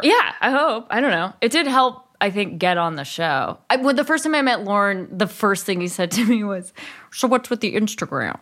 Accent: Berkeley, California, United States; also born or lived in East Bay, California; I grew up in Berkeley

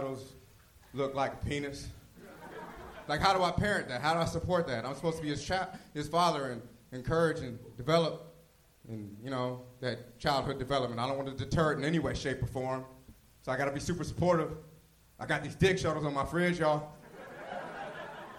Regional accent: Glendale, California, United States; moved away as an adult; also born or lived in Inglewood, California / Salt Lake City, Utah; now in Los Angeles, United States; I was born and raised in Glendale and Inglewood

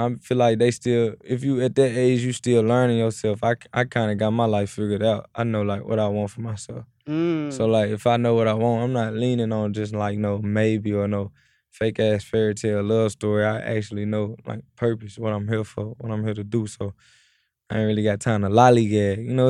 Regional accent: Memphis, Tennessee, United States; At the end of the day, when you're growing up in Memphis, it's either like when you're rapping, you either gonna sign the … or you either gonna sign the ….

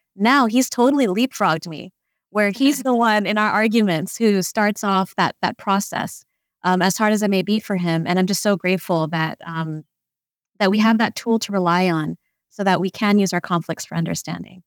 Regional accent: India; growing up as an Indian, a young Indian woman, um, raised by kind of an Indian society.

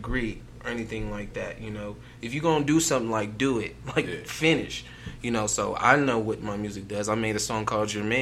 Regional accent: Denver, Colorado, United States; growing up in the Bills

